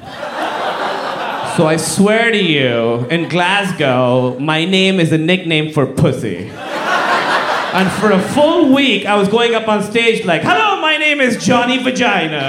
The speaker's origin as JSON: {"language": "English", "country": "Pakistan", "said": "I'm from Pakistan"}